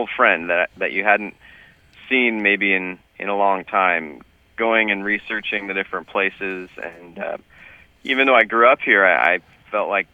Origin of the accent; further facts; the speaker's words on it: Auburn, California, United States; also born or lived in Grass Valley, California; now in Sacramento, United States; I grew up in Auburn and went to high school a little ways up toward Grass Valley. So, and now I live in Sacramento